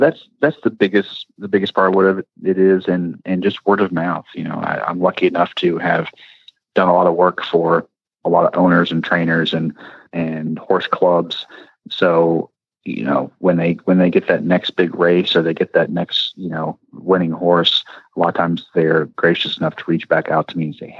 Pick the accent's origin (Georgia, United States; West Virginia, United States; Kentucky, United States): Kentucky, United States; Louisville; I go to Churchill, of course, all the time because it's in my hometown